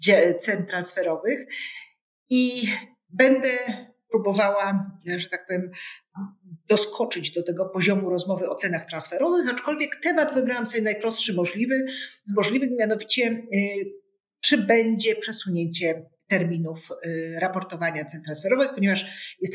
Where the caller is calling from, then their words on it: Kraków, Lesser Poland, Poland; Jak międzymiastowa, to ja z Krakowa łączę się z Anną Wcisło z Warszawy.